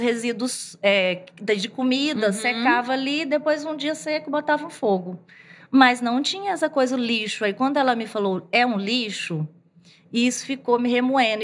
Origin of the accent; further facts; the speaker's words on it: sertão of Bahia, Brazil; also born or lived in Rio Verde, Goiás; now in Goiânia, Brazil; eu venho do sertão da Bahia, morei um tempo em Rio Verde, aqui no interior de Goiás